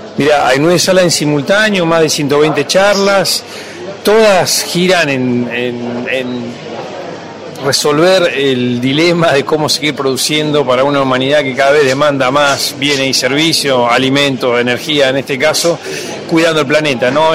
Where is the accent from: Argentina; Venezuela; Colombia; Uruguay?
Argentina; como país